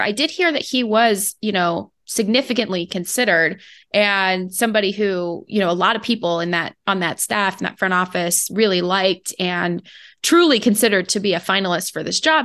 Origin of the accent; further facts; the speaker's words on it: Phoenix, Arizona, United States; moved away; as a phoenix resident, like, former, longtime, born and raised in Phoenix, Arizona